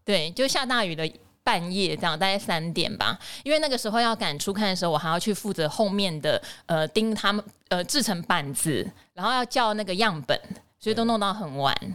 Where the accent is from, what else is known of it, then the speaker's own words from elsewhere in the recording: Pingtung County, Taiwan; moved away; 我来自屏东，但是因为家里面有变故